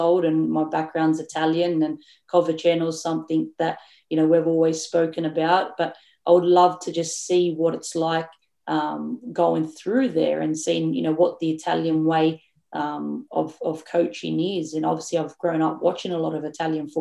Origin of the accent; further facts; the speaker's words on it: Australia; we are as Australian coaches